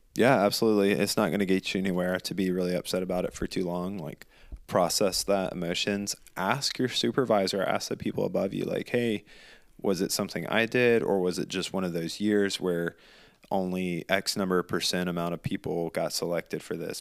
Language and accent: English; the South, United States; moved away; we grew up in the South